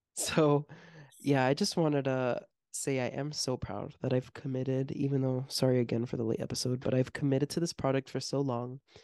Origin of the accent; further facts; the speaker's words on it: Miami, Florida, United States; we're from Miami and not, like, from outside of it